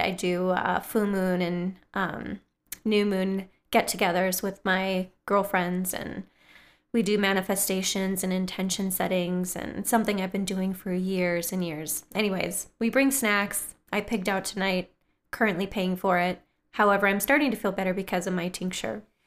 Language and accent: English; northern Wisconsin, United States; now in Twin Cities, Minnesota, United States; my hometown in northern Wisconsin